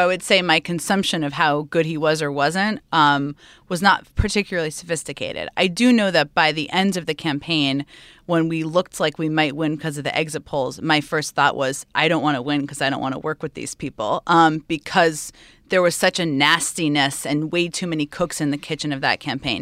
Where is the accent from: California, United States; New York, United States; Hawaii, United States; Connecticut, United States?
Connecticut, United States; Stamford; I grew up in Connecticut